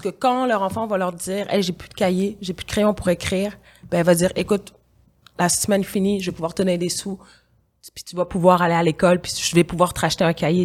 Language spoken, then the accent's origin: French; Quebec, Canada; also born or lived in Senegal; en tant que Québécoise d'origine sénégalaise qui vit ici, qui vit en Occident